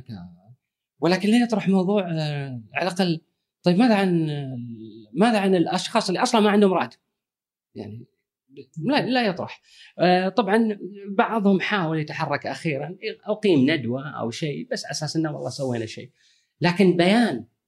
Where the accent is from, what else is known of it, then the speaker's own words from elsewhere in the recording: Kuwait; انا ككويتي